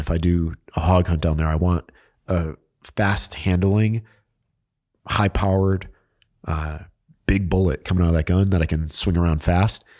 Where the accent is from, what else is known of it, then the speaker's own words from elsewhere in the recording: New England, United States; I'm from New England